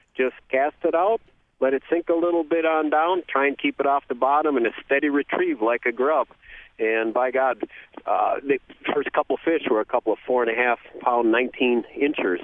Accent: Green Bay, Wisconsin, United States; as a kid growing up in Green Bay

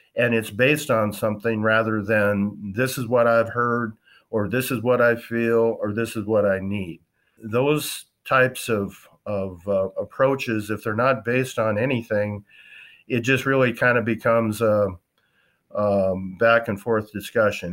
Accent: western South Dakota, United States; also born or lived in Wisconsin; I grew up in South Dakota, western part, on a cow-calf ranching operation.

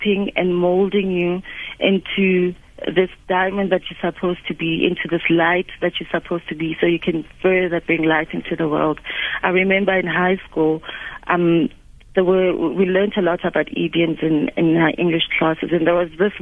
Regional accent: Soweto, Gauteng, South Africa; I was born in the township, I was born in Soweto

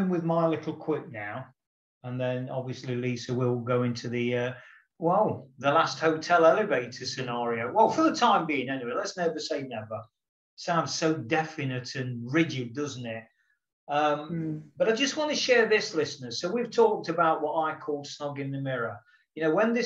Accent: England, United Kingdom; I'm not an Irishman, I'm an Englishman

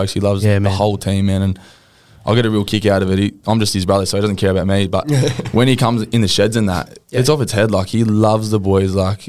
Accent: New Zealand; because I'm a Kiwi, I'd sort of maybe like to be in a few conversations about being in the Kiwi squad at some time.

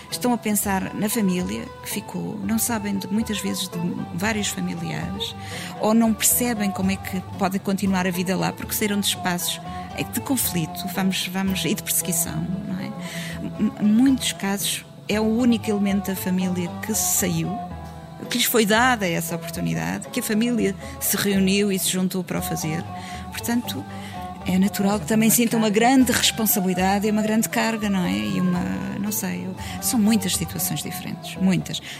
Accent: DR Congo; Portuguese is a second language; now in Portugal; sou do, da, da República Democrática do Congo, sou congolês. Uh, eu estou aqui em Portugal uh, desde de, mês de julho, dia 1 de julho.

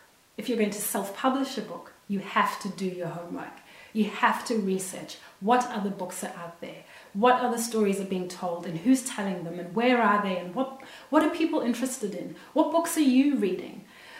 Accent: Zimbabwe; now in Australia; I'm Zimbabwean and I'm Australian and I live in Australia

